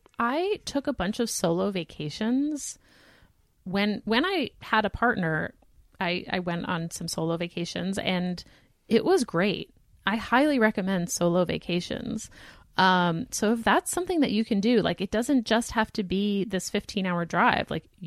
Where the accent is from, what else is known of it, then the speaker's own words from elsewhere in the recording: East Coast, United States; now in Chicago, United States; I'm from the East Coast, but I moved to Chicago a year ago with my husband, who is in his second year of medical residency.